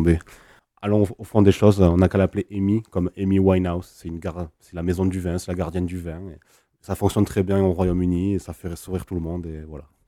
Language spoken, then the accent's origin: French; Languedoc, Occitania, France; chez nous dans le Languedoc